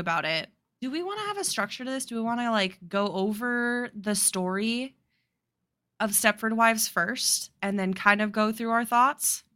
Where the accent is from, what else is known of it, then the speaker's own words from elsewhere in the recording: Midwest or Mountain West, United States; we grew up in the Midwest or Mountain West, depending on who you talk to, the Mid-Mountain West